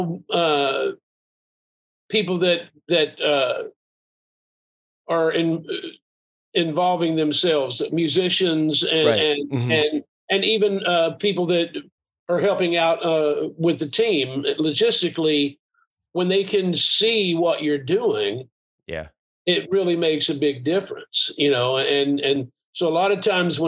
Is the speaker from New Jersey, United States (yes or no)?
no; Asheville, North Carolina, United States; I grew up in a small town. I grew up in Asheville, and that's part of who I am